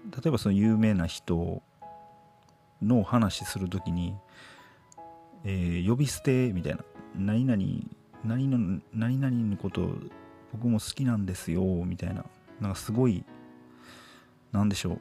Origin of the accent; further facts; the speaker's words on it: Nara, Japan; 僕って関西人なんですよ。奈良出身で